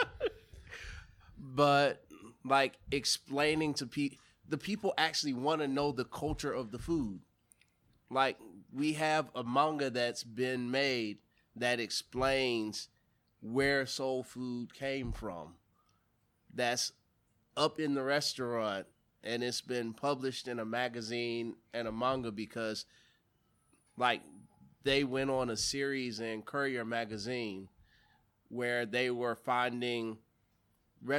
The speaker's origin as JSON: {"language": "English", "region": "the South", "country": "United States", "said": "I'm from the South. My parents are from the South"}